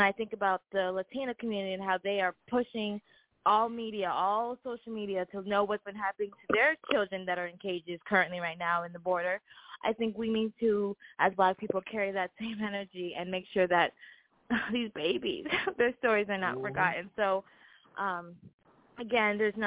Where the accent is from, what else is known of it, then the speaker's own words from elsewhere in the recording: Vermont, United States; I'm from Vermont